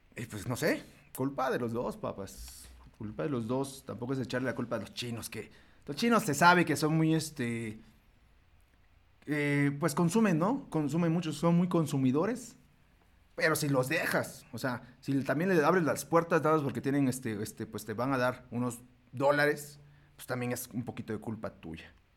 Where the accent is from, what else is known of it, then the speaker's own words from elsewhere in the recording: Mexico; este orgullo que tenemos nosotros como mexicanos, yo soy mexicano